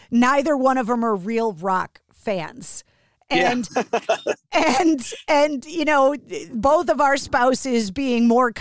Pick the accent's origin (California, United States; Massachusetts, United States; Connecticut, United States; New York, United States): Massachusetts, United States; Boston; being from Boston, growing up a Bruins fan